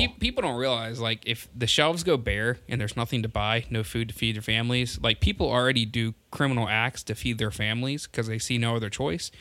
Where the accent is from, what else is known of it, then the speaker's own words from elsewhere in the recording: Delaware, United States; my home state is Delaware